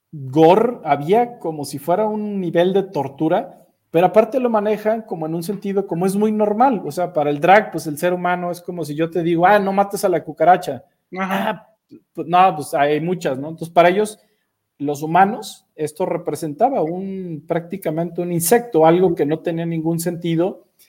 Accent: Mexico City, Mexico; moved away; Yo todavía soy de los que dice DF

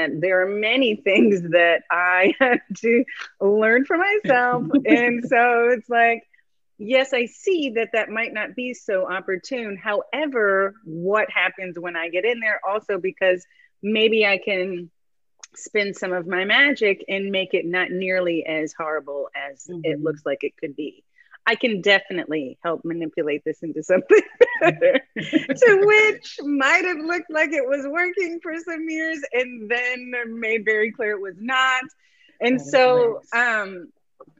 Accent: San Francisco, California, United States; growing up in San Francisco in the 80s

